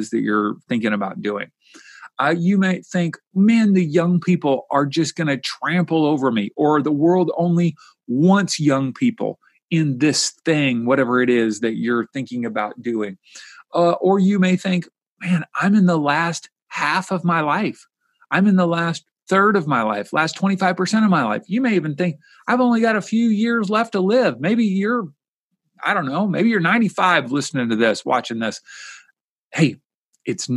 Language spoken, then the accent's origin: English; Kentucky, United States; my home state where I grew up